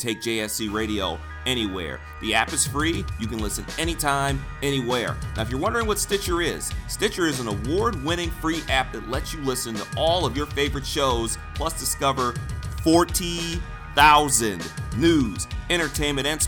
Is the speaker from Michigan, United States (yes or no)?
yes; Detroit, Michigan, United States; I'm from Detroit